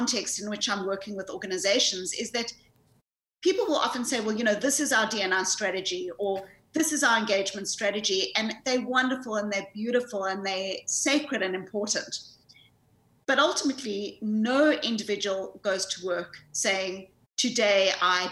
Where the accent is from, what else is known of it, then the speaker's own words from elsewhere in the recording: South Africa; accent: South African; moved away; I grew up in South Africa. I grew up in the white suburbs of apartheid South Africa